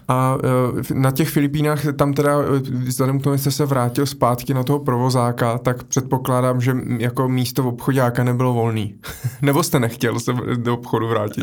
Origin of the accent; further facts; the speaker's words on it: Brno, South Moravian Region, Czechia; jsem jako z Brna